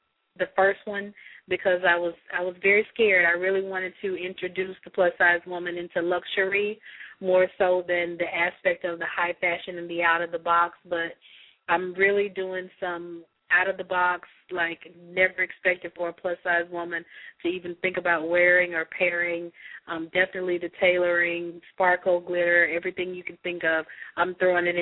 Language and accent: English; Mississippi, United States; I'm from Mississippi